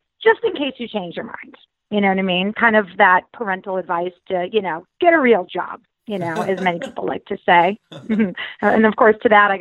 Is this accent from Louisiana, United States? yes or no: no; Connecticut, United States; moved away as an adult; also born or lived in Florida; I grew up in Connecticut